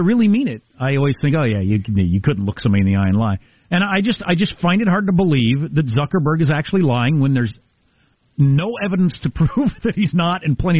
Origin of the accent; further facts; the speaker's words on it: New York, United States; Part of being a New Yorker is you have to do that.